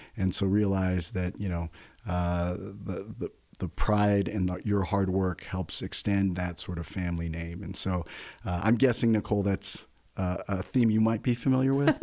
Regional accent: San Luis Valley, Colorado, United States; I'm a fourth generation Coloradan. I grew up in the San Luis Valley

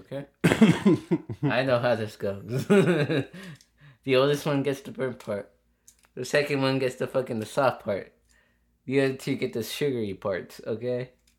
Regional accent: United States; also born or lived in Mexico; I grew up in America.

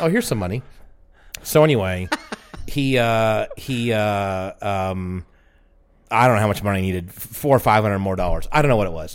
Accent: Atlanta, Georgia, United States; I'm from Atlanta

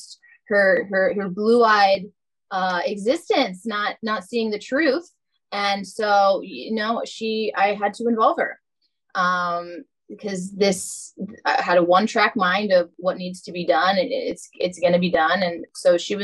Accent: North Carolina, United States; accent: Southern; I am from North Carolina.

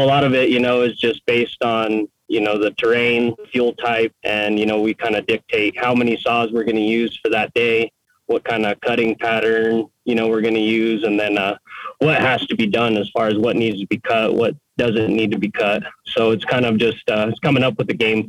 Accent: Cuba, New Mexico, United States; I grew up in Cuba, New Mexico, which is a pretty small town.

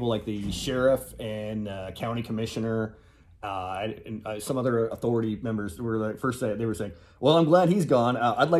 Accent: Oklahoma, United States; I grew up in Oklahoma

